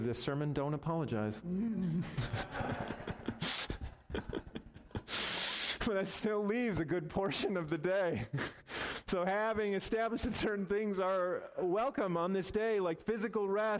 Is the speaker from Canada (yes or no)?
no; United States; as American Christians